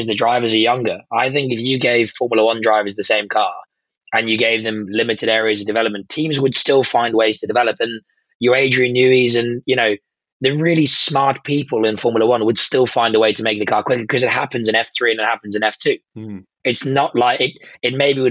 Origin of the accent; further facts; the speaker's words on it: South Africa; I am South African through and through